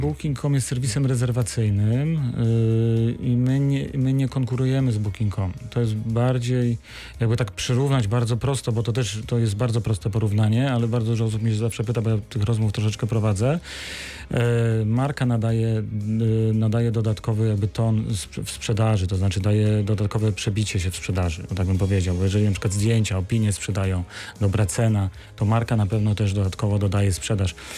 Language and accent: Polish; Wrocław, Lower Silesian Voivodeship, Poland; jestem wrocławianinem, z której kości tu się urodziłem